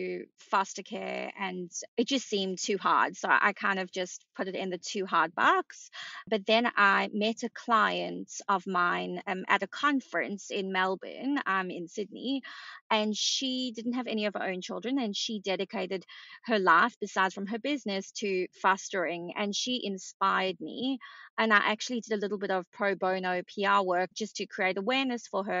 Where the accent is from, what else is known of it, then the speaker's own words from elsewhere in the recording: South Africa; also born or lived in London; now in Bondi, Australia; I grew up in South Africa, as you can hear from the accent